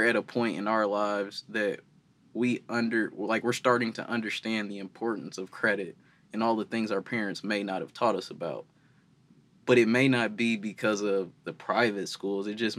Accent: East Chicago, Indiana, United States; growing up in East Chicago, or, you know, being from East Chicago, Gary area

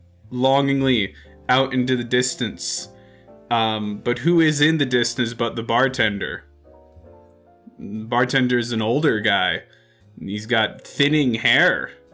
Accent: Maine, United States; now in France; So, I'm not extremely well traveled. You see, I grew up in Maine.

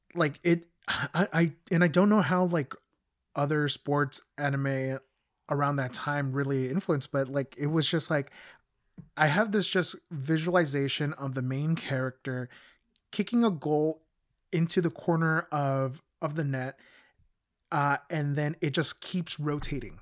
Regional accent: United States; also born or lived in Mexico; being a kid growing up in the States

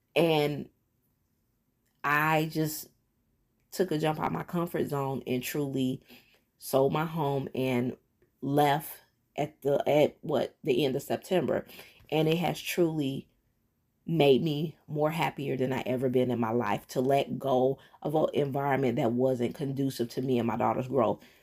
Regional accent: Detroit, Michigan, United States; moved away as an adult; in my hometown, that's where I'm from, Detroit, Michigan

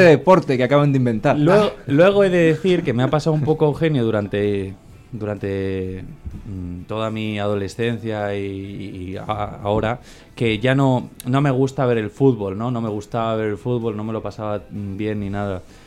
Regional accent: Valladolid, Castile and León, Spain; Yo de pequeño jugué en el Vitoria, aquí en el barrio de Valladolid

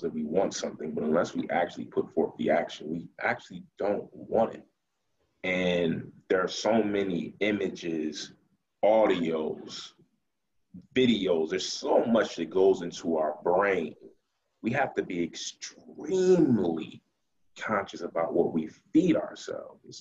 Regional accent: Buffalo, New York, United States; I'm from Buffalo, New York. That's Western New York, which is only about an hour from Rochester

